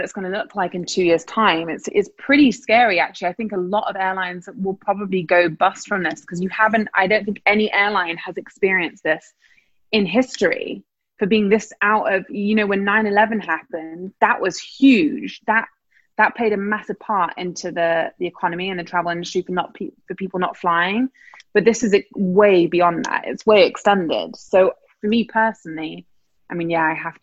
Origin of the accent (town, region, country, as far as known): England, United Kingdom; now in New York, United States